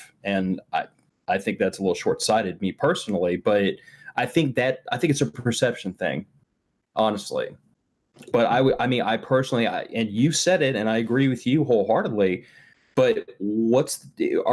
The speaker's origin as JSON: {"language": "English", "region": "Texas", "country": "United States", "tie": "born or raised there", "said": "Texas is my home state"}